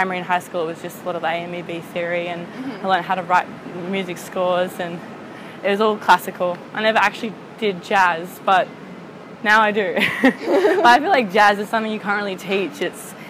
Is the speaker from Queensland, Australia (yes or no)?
no; Sydney, New South Wales, Australia; also born or lived in Shanghai; Born in Sydney. Born again Sydney